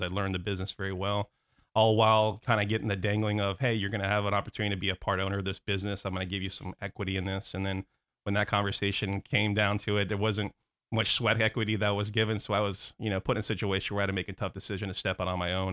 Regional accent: Orlando, Florida, United States; also born or lived in Houston, Texas / New Jersey; I was born in Houston, Texas. Don't remember anything about it 'cause I moved to, uh, New Jersey. My father was a hotelier, worked with, uh, Bill Marriott, um, so we ended up back in Orlando, um, at a very young age

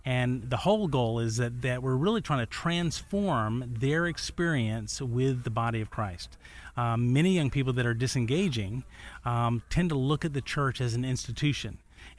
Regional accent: Chattanooga, Tennessee, United States; I hail from the scenic city of the South, Chattanooga, Tennessee.

